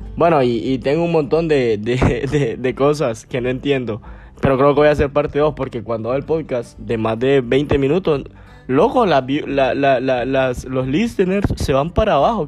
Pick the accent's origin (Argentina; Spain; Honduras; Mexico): Honduras; Gracias, Lempira; yo soy de Gracias, Gracias Lempira, allá en Occidente, allá por donde murió Lempira, de allá soy. Entonces, yo me crié allá, crecí allá y todo